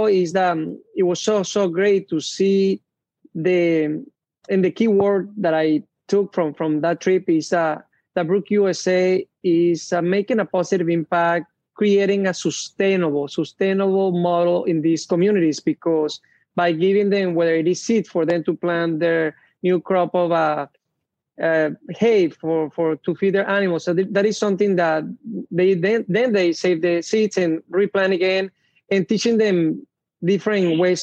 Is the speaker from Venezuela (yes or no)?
yes; Venezuela; moved away; I grew up in an area where it was a mix between somewhat city